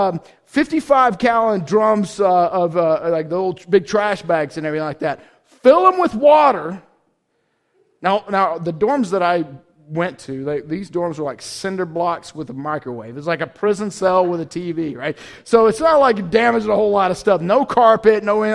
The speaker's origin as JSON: {"language": "English", "region": "Georgia", "country": "United States", "tie": "born or raised there", "said": "I grew up in Georgia, went to a small, very conservative school in Georgia."}